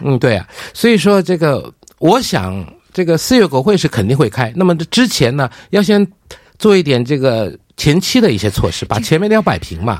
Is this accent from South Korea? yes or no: yes; South Korea; 我们韩国人